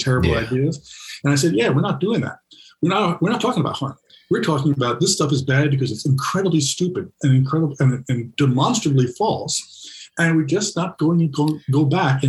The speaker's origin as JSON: {"language": "English", "town": "New York City", "region": "New York", "country": "United States", "tie": "born or raised there", "said": "I grew up in New York City public schools."}